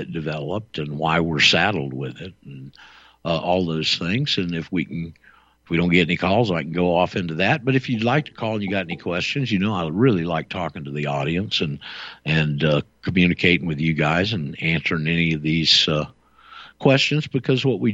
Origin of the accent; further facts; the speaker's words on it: Panama City, Florida, United States; I'm a native-born Floridian. My parents were both native-born Floridians, and we're from just a bit west of you over there, Bay County and Panama City.